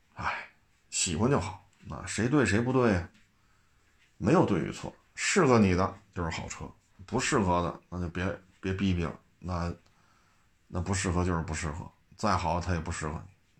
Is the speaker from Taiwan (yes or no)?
no; Beijing, China; 因为我们都是老北京